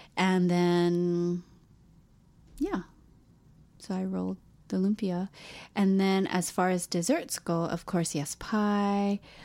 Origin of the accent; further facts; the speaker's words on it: Hawaii, United States; moved away; I'm from Hawaii, and so therefore I am Hawaiian because I'm a person born and raised in Hawaii